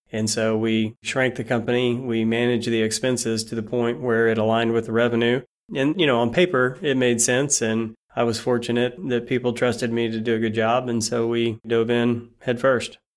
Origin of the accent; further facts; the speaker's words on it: Bolivar, Missouri, United States; also born or lived in Norfolk, Virginia / Springfield, Missouri; born and raised in a town called Bolivar, Missouri